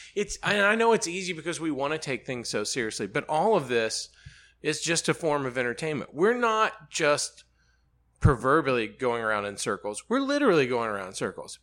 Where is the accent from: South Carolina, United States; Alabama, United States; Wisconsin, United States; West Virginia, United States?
Alabama, United States; Birmingham; moved away as an adult; now in Charlotte, United States; I grew up in Birmingham